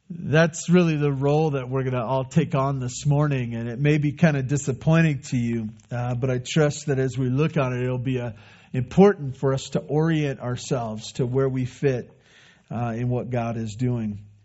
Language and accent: English; United States; That's part of us being American